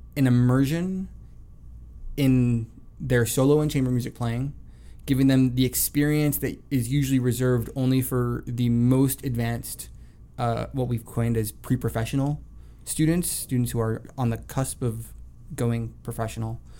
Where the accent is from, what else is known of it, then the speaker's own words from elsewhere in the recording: South Florida, United States; moved away; I grew up in South Florida